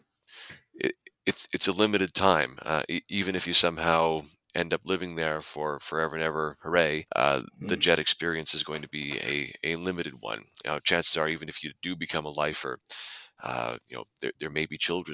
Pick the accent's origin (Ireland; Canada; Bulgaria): Canada; moved away as an adult; also born or lived in Japan; I'm Canadian